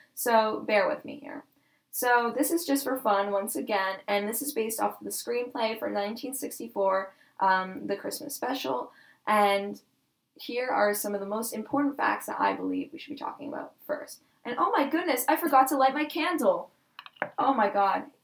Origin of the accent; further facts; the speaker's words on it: Chicago, Illinois, United States; now in Canada; I'm actually from Chicago, but I live in Canada